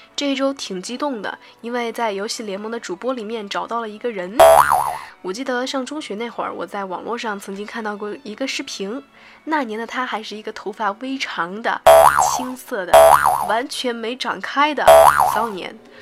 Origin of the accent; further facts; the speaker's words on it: Chengdu, Sichuan, China; 也是我的成都老乡